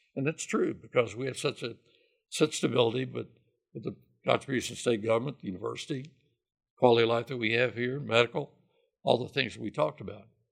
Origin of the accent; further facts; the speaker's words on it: Hot Spot, Kentucky, United States; moved away as an adult; now in Lexington, United States; Phil and I grew up about fifteen miles from each other. He's from Jenkins up in Letcher County, and I'm from Hotspot.